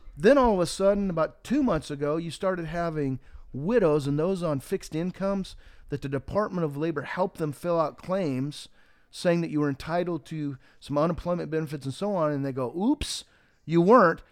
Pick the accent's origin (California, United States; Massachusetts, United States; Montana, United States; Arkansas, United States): Montana, United States; the wheat that I grew up with in Montana